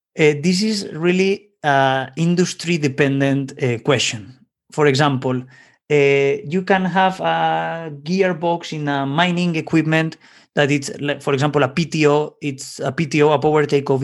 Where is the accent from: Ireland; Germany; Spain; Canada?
Spain; Valencia, Valencian Community; in Valencia, my, let's say my hometown in Spain